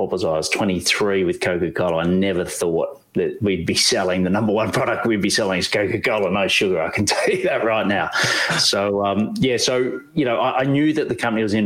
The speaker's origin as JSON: {"language": "English", "country": "Australia", "said": "we're coffee snobs here in Australia"}